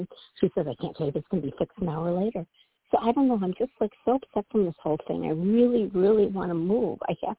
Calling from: Midwest, United States; Hi, Toni. This is … from the Midwest.

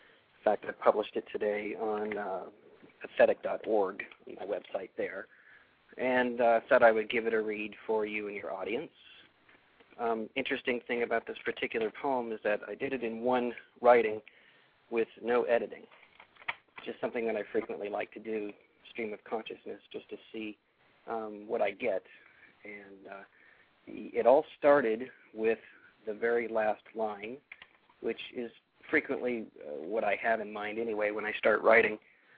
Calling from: Ohio, United States; Well, I'm calling from Ohio, but my phone number is from Texas, so it's a little strange.

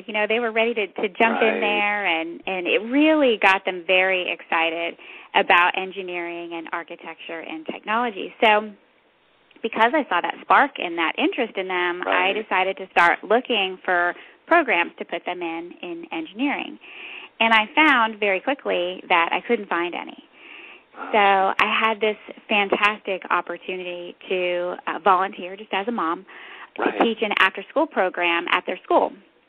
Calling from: Fredericksburg, Virginia, United States; We are in Fredericksburg, Virginia.

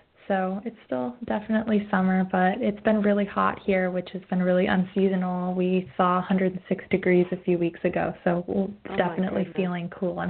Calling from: Oregon, United States; I'm calling in from the northern end of the Willamette Valley in Oregon, where we have our first cloudy day in, I don't know, 3 months.

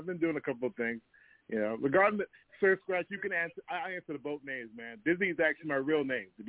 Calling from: Toronto, Ontario, Canada; I'm calling in from Toronto

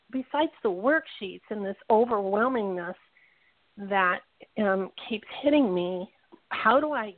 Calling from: Pahrump, Nevada, United States; from Pahrump.

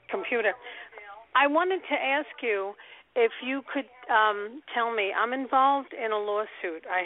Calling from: Riverdale, New York, United States; I'm calling from Riverdale.

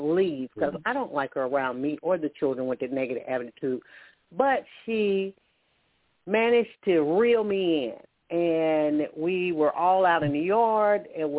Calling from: Alabama, United States; I'm calling from Alabama.

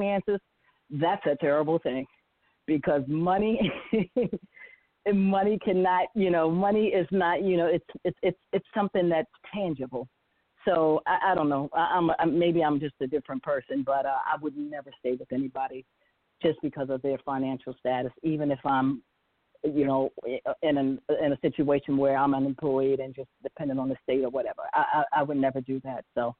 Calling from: Windsor Mill, Maryland, United States; I'm from Windsor Mill, Maryland.

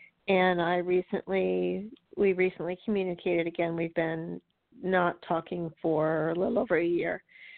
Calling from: North Carolina, United States; I'm calling from North Carolina.

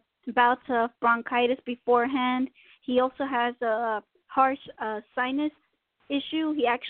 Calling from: Tennessee, United States; I'm calling from Tennessee.

